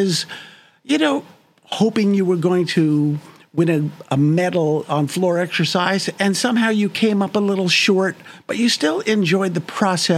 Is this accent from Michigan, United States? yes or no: no; New York, United States; also born or lived in New Jersey; I lived in New York most of my life.